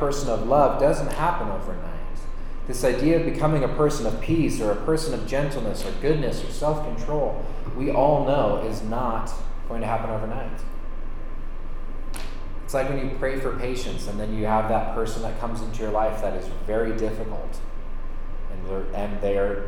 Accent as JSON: {"language": "English", "area": "Sonoma County", "region": "California", "country": "United States", "tie": "born or raised there", "said": "I grew up in Sonoma County, which is the neighbor of Napa Valley."}